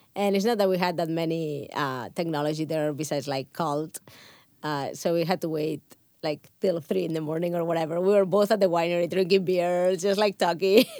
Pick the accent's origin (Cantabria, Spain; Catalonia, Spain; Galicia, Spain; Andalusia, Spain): Catalonia, Spain; Barcelona; first language Catalan; English is a second language; moved away as an adult; also born or lived in Pyrenees; now in United States; I'm growing up in Spain or in in Catalonia, like we have wine always surrounding us. If you if you grew up in a small village like I did, I I was from Barcelona